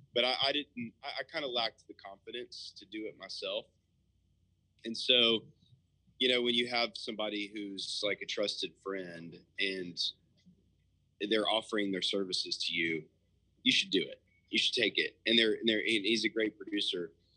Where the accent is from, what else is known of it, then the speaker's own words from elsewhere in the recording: Nashville, Tennessee, United States; also born or lived in Murfreesboro; I was born and raised in West Nashville